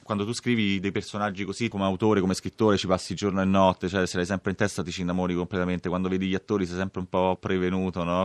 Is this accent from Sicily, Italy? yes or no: no; Rome, Lazio, Italy; Io sono cresciuto a Villa Bonelli, che è proprio al confine con la Magliana